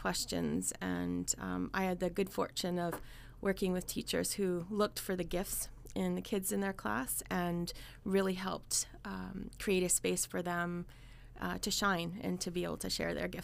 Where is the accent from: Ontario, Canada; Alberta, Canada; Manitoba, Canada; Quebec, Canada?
Manitoba, Canada; Winnipeg; moved away as an adult; also born or lived in Edmonton; now in Brandon, Canada; I was born in Winnipeg, actually. So I spent my first year in Winnipeg. And then my family moved out to Edmonton. And so we were there till I was in about grade 4 and then headed back to Winnipeg